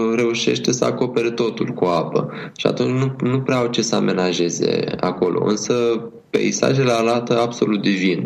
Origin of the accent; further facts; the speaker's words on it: Romania; noi suntem din România